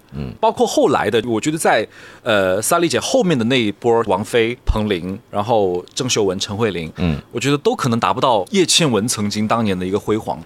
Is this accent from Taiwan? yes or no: no; Shenzhen, Guangdong, China; also born or lived in Hunan; 我毕竟我是湖南人，但是我是在深圳长大的嘛。嗯。那我湖南人去深圳的话，其实那个时候小时候我还不会粤语的时候